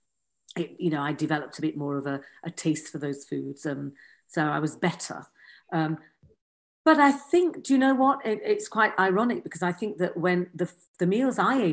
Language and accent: English; Yorkshire and the Humber, United Kingdom; I grew up in Yorkshire.